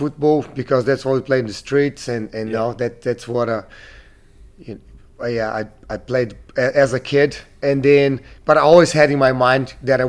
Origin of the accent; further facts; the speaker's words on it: Curitiba, Paraná, Brazil; English is a second language; moved away as an adult; also born or lived in Auckland, New Zealand; now in Queenstown, New Zealand; Yeah, I was born in Curitiba, Brazil, which is south.